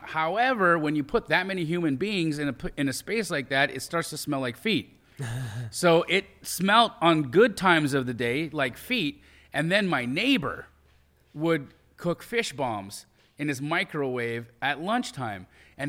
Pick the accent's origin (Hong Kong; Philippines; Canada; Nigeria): Canada; Calgary, Alberta; also born or lived in Los Angeles, United States; So I grew up in Calgary, Alberta, Canada. I'm an American Canadian citizen, so I'm dual. Born in LA. At 5, my parents move us to Calgary, Alberta. I grow up there, and I grew up in a real, like, poor